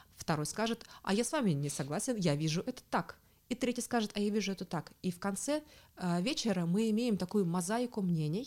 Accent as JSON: {"language": "Russian", "town": "Tomsk", "region": "Tomsk Oblast", "country": "Russia", "moved": "as an adult", "lives_now": "Berlin, Germany", "said": "я сама из Томска, э, живу последние годы в Берлине"}